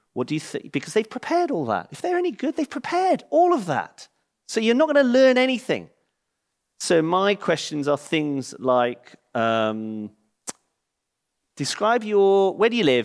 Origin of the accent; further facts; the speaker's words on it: England, United Kingdom; moved away; I'm English and I live in the same village